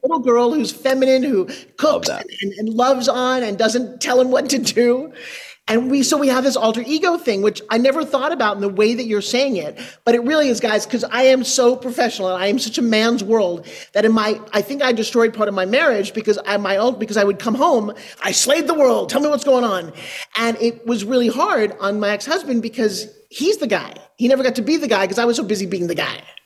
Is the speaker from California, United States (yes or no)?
no; New York, United States; I'm from New York.